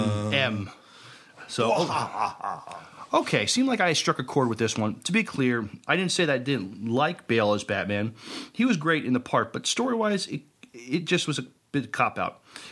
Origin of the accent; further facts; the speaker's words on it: New York, United States; No, New York is my hometown.